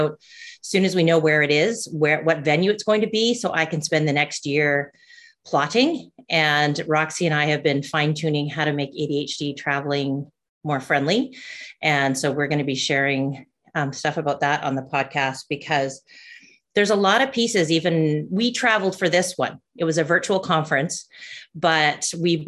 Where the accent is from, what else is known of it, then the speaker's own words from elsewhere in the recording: Canada; I'm a Canadian